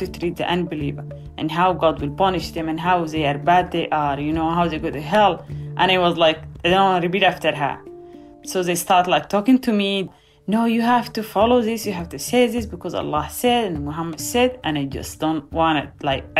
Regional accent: Gedaref, Al Qadarif, Sudan; now in Virginia, United States; I was born on November 3rd, 1987, in a refugee camp in the city of Gedaref from Sudan.

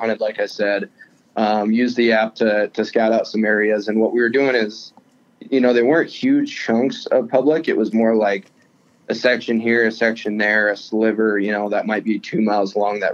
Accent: Eastern Montana, United States; I'm from Eastern Montana originally

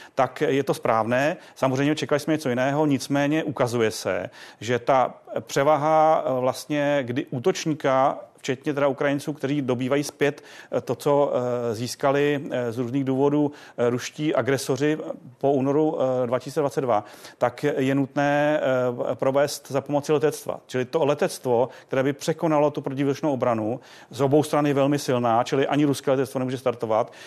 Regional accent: Czechia; jsme jako Češi

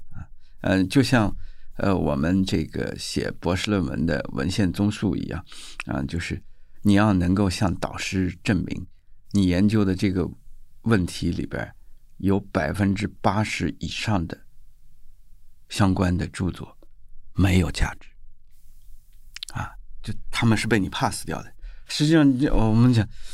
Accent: China; 一般我们中国人的套路就是干掉他

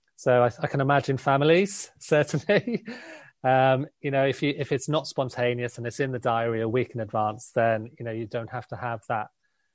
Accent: South Wales, United Kingdom; now in London, United Kingdom; I'm from South Wales

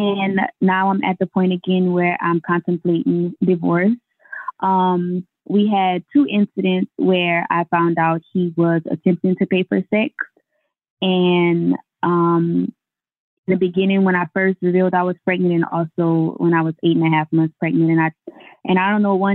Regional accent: Louisiana, United States; also born or lived in Jacksonville, Florida; now in Houston, United States; we're both from Louisiana

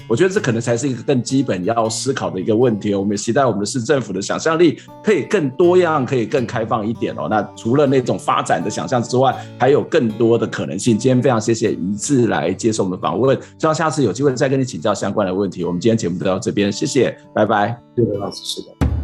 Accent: Kaohsiung, Taiwan; moved away; 我自己从小是在前阵长大，然后我的亲戚是住在林雅区，其实在，就是下口骂了一边，所以我其实对那个港湾那一带是非常非常熟悉的，就是学校就是在这个前镇港的旁边，我住得也没有太远

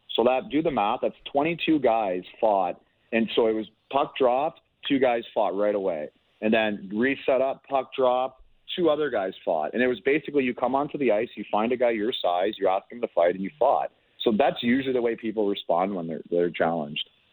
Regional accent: Toronto, Ontario, Canada; I grew up in the Toronto area

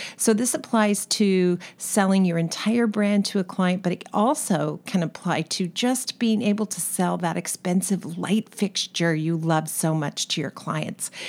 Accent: California, United States; accent: California; my California accent

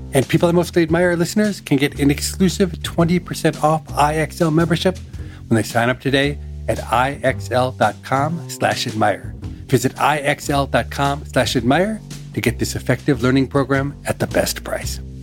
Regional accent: Minnesota, United States; Growing up in Minnesota, I spent a fair amount of time in the forest.

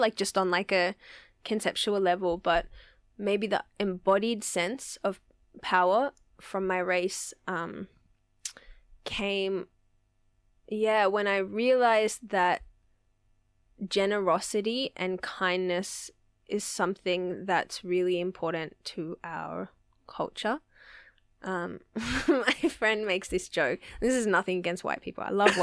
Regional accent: Sydney, New South Wales, Australia; my experience of growing up in the West was like multiculturalism, family, community

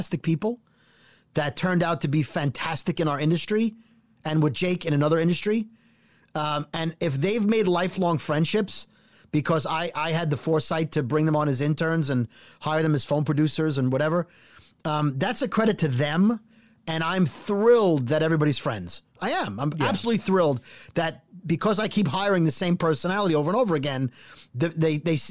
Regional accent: New York, United States; as a New Yorker

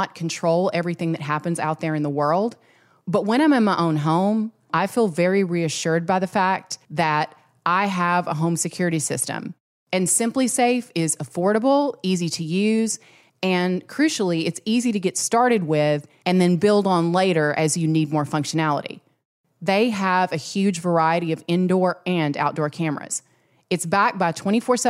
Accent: Arkansas, United States; I'm from Arkansas, and my younger sister Caroline was very good friends

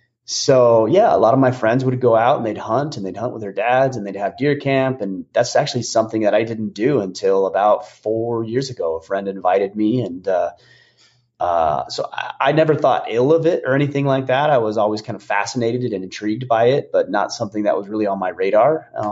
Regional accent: Utah, United States; But yeah, when I grew up there in Utah, we had what they called, technically they called it fall break

